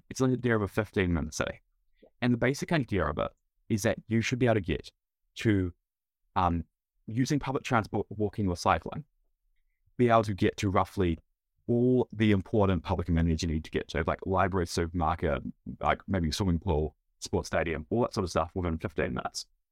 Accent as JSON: {"language": "English", "country": "United States", "moved": "yes", "lives_now": "New Zealand", "said": "I'm an American"}